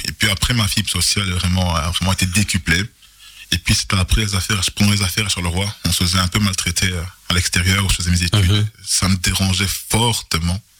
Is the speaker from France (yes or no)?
no; Charleroi, Wallonia, Belgium; Je suis originaire du Congo, mais je suis né en Belgique. Donc je suis vraiment euh, belge à 150%.